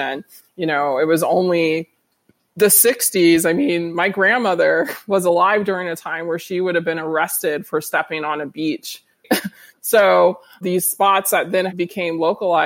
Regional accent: Florida, United States; moved away as an adult; now in Hawaii, United States; growing up in Florida

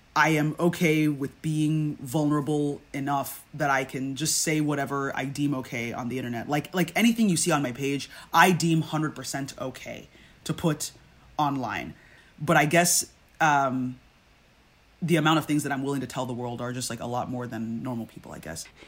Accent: Nigeria; we're Nigerian

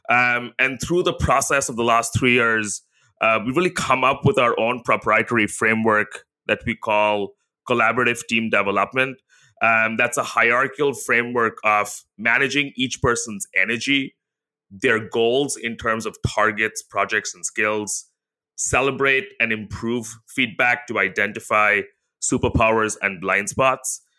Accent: India; now in Singapore; So I grew up in India, she grew up in the Philippines, but she's American, I'm Singaporean.

